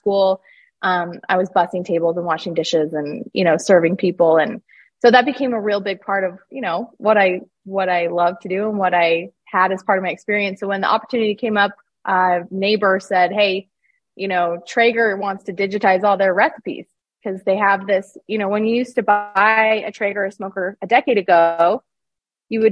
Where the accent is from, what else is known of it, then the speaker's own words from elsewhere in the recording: Utah, United States; I grew up in Utah.